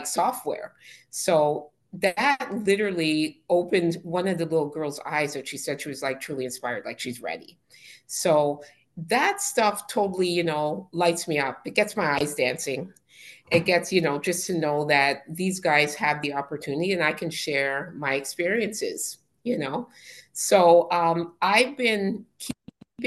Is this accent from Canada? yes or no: yes; Canada; accent: Canadian; I'm Canadian